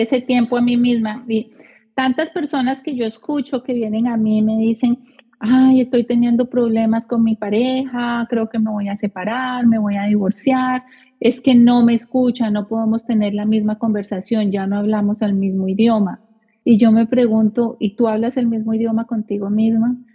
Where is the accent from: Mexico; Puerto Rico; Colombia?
Colombia; now in United States; nosotras somos colombianas